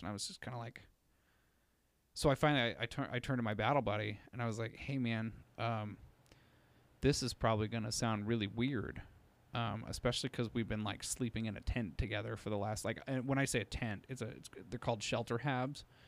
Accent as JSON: {"language": "English", "region": "Utah", "country": "United States", "tie": "born or raised there", "said": "I was raised in Utah"}